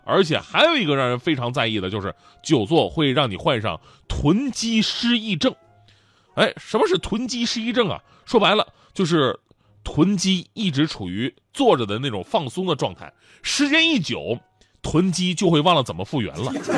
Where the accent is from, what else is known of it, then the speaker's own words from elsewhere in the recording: Changchun, Jilin, China; moved away; 我们老家长春的问过，就我以前呢，在长春那个人民广场附近住，旁边有一个大庙，大庙很有名，叫做博若寺